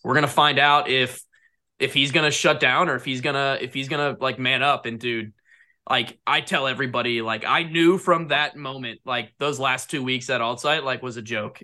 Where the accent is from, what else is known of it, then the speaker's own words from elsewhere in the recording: Jupiter, Florida, United States; I grew up in Jupiter